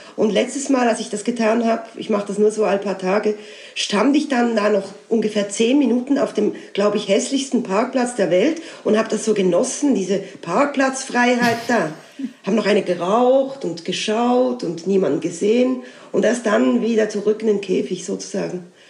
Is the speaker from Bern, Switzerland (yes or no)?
no; Basel, Basel-Stadt, Switzerland; now in Alsace, France; das Elsass, wo ich jetzt lebe, ist ja Teil meiner Heimat, also Teil von Basel